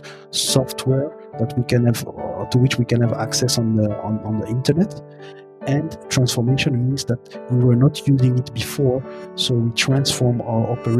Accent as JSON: {"language": "English", "town": "Brussels", "region": "Brussels-Capital Region", "country": "Belgium", "tie": "born or raised there", "also_born_or_lived": "Burundi", "moved": "as an adult", "lives_now": "Montreal, Canada", "said": "I am born and raised in Belgium, in Brussels, and also my roots are from Burundi."}